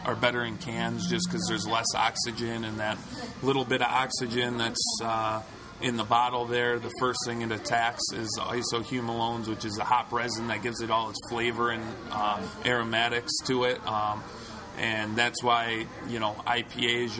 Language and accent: English; Detroit, Michigan, United States; I grew up in the Detroit area.